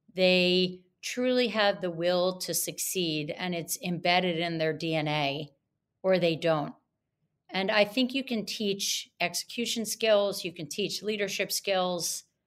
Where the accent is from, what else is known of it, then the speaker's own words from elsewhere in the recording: Atlantic City, New Jersey, United States; I grew up in Atlantic City, New Jersey